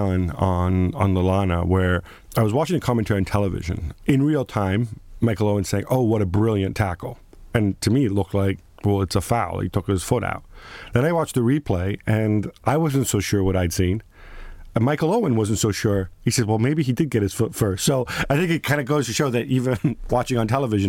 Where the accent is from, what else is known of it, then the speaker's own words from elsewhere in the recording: Italy; now in United Kingdom; I come from Italy